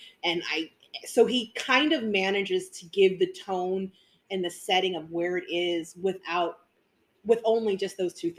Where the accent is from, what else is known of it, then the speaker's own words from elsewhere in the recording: New Orleans, Louisiana, United States; I'm from New Orleans.